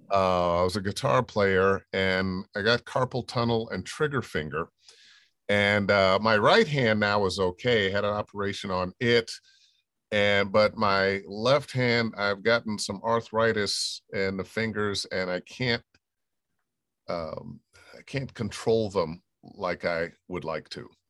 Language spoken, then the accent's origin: English; Cleveland, Ohio, United States; moved away; I was born and raised in Cleveland, Ohio